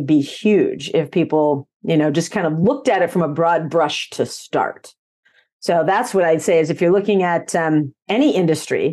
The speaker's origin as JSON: {"language": "English", "region": "Nebraska", "country": "United States", "tie": "born or raised there", "said": "I was actually born and raised in Nebraska on a farm"}